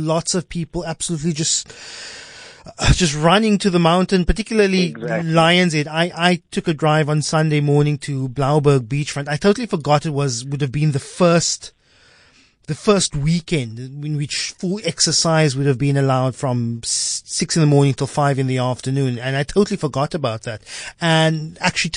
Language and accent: English; South Africa; as a South African boy who sees snow on TV